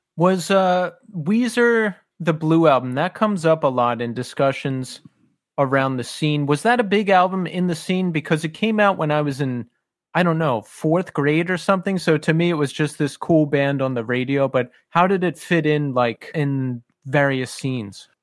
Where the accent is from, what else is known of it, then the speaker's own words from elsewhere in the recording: Philadelphia, Pennsylvania, United States; now in Brooklyn, United States; I was born outside of Philly and then raised in Philly and then moved to New York.